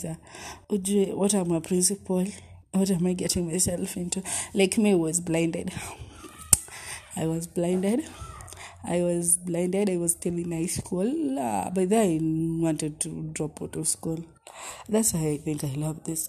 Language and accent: English; Eldoret, Uasin Gishu County, Kenya; also born or lived in Nairobi, Kenya; when I was in Eldoret, where I made these friends of mine who are druggers, it was 2007, class 3